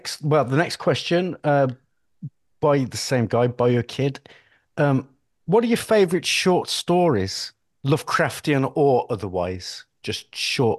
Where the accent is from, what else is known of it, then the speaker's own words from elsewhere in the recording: next door to Stourbridge, West Midlands, United Kingdom; he's from not my hometown next door, Stourbridge